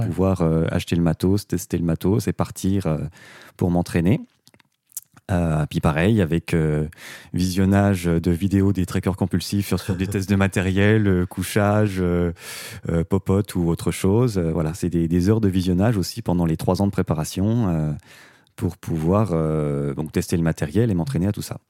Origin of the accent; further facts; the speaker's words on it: Doubs, Bourgogne-Franche-Comté, France; chez nous dans le Doubs